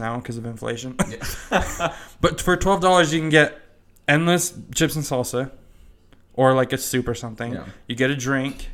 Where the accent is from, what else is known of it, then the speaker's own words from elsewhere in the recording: Heber, United States; growing up in Heber